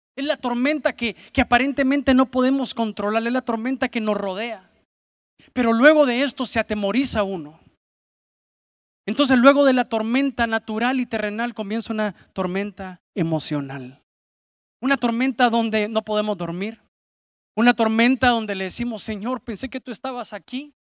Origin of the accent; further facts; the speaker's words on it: San Pedro Sula, Cortés, Honduras; aquí en, en nuestra ciudad, en San Pedro Sula